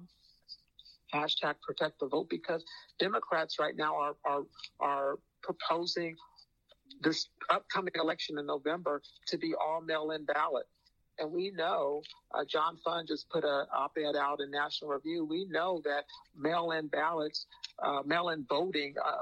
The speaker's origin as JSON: {"language": "English", "town": "Phoenix", "region": "Arizona", "country": "United States", "said": "I'm from Phoenix, and the expression we used to use out in Phoenix"}